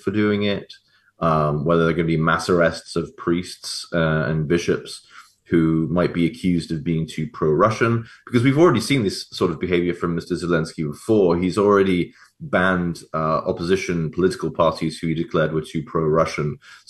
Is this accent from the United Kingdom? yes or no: yes; England, United Kingdom; as an English Catholic